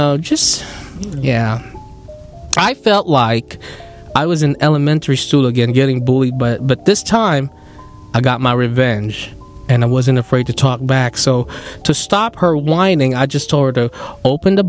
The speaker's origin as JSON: {"language": "English", "country": "Philippines", "accent": "Filipino", "said": "My Filipino accent is kicking"}